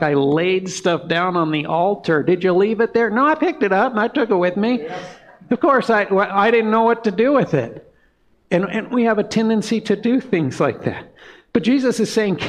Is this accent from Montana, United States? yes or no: yes; Montana, United States; we're from Montana